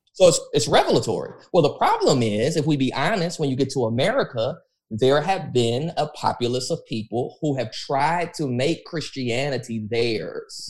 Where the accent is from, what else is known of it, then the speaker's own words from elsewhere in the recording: United States; I'm an American